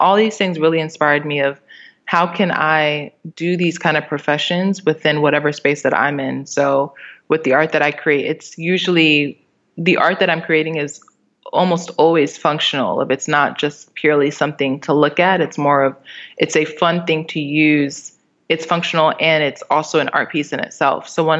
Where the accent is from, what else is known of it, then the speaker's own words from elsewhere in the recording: Maryland, United States; also born or lived in Miami / New York City / Albany; So I was born in Miami, and then we went to New York City, and then Albany, and then finally arrived. I grew up in Maryland, D.C. area, which is pretty suburban, but it's also pretty metropolitan.